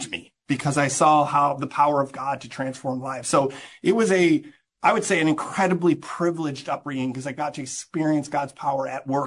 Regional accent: Amsterdam, North Holland, Netherlands; So I grew up in Amsterdam. As I mentioned, my parents were missionaries.

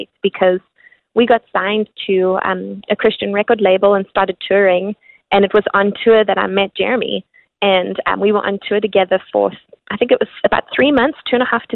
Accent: South Africa; growing up in South Africa, we listened to all different kinds of music

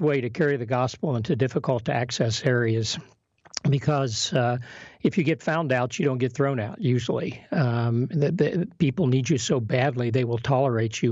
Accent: Kentucky, United States; also born or lived in Kenya; We're both from Kentucky

